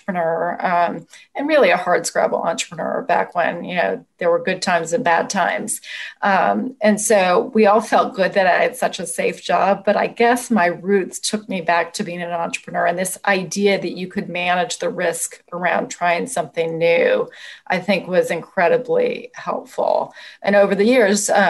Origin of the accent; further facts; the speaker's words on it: Oakland, California, United States; moved away; also born or lived in Washington, D.C.; I grew up in Oakland